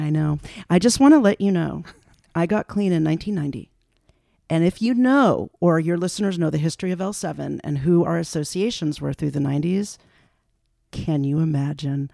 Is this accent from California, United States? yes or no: yes; Los Angeles, California, United States; also born or lived in San Francisco; I grew up in West Los Angeles